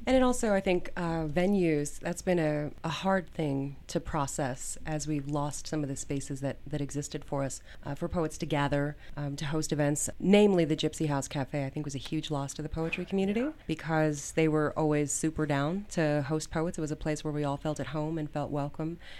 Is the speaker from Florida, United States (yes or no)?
no; Denver, Colorado, United States; I am born and raised in Denver, Colorado. I was raised in Park Hill. I have lived here my entire life